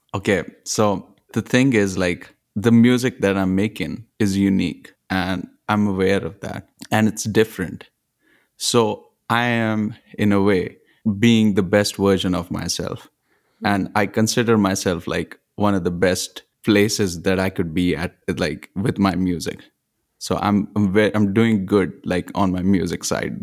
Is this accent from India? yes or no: yes; Punjab, India; moved away; also born or lived in Nigeria / Zimbabwe; I grew up in India, in Punjab, but I've also lived in different places. I've also lived in Nigeria, Zimbabwe, and mostly grew up in Punjab